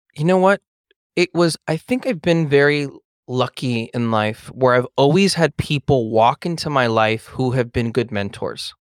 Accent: Los Angeles, California, United States; I grew up in Eagle Rock

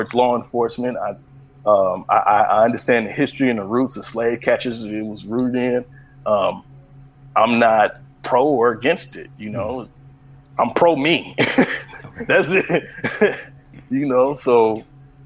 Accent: Los Angeles, California, United States; also born or lived in San Francisco Bay Area; I was born in the Bay, raised in L.A., all over

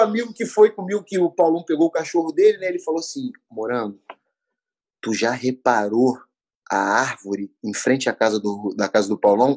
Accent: Rio de Janeiro, Brazil; fui criado no Meia, né? Subúrbio do Rio de Janeiro.

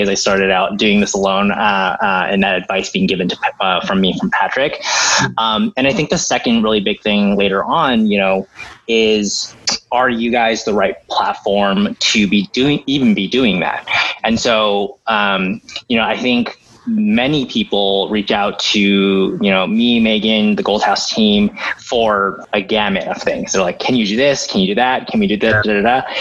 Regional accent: Diamond Bar, California, United States; now in New York City, United States; I grew up in um, the suburbs of LA. Um, if people know Diamond Bar

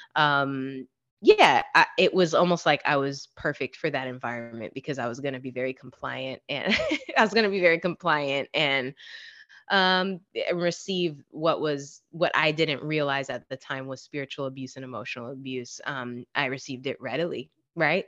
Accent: Florida, United States; I'm from Florida

